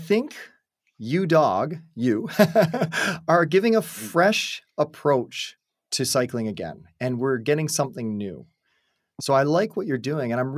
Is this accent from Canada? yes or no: yes; Canada; I'm the Canadian kid